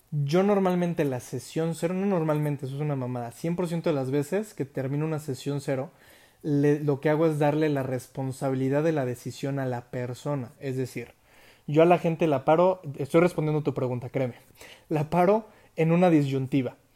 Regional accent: United States; conocí aquí unos amigos que se sorprendieron de que nunca había comido McDonald's siendo yo americano

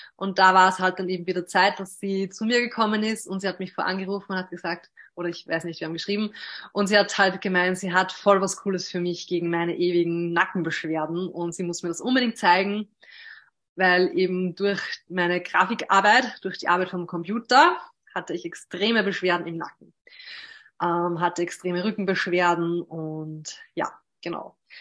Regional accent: Hörsching, Upper Austria, Austria; habe zwei Schwestern und bin auch in Hörsching zur Schule gegangen.

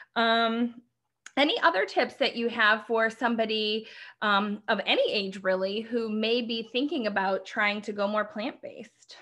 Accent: Midwest, United States; we grew up in the Midwest

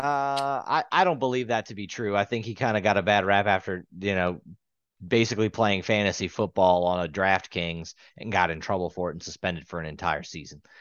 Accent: the South, United States; we're from the South.

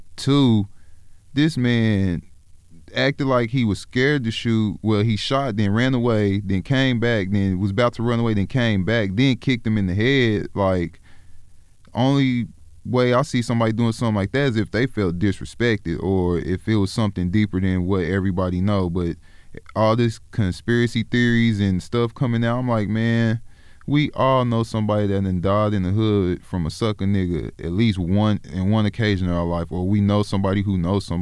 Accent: Oklahoma, United States; also born or lived in South Central Los Angeles, California; I was raised in Oklahoma

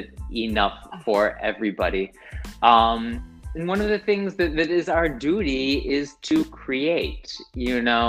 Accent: United States; moved away as an adult; now in Tel Aviv, Israel; I live in Tel Aviv now. I moved to Israel. I'm Israeli now, I'm American now.

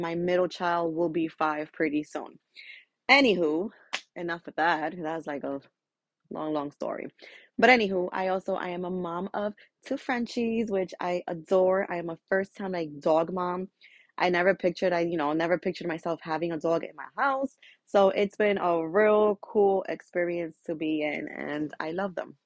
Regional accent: New York, United States; I am a Dominican from Dominican parents, but born and raised in New York

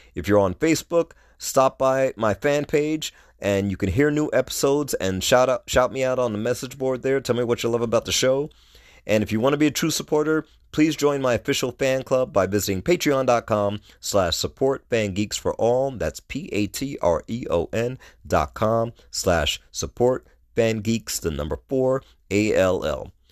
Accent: New York City, New York, United States; moved away as an adult; also born or lived in Brooklyn, New York; I was born in Brooklyn, raised in Queens

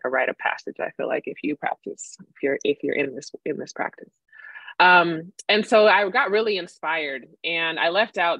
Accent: Sacramento, California, United States; born or raised there; also born or lived in Madrid, Spain

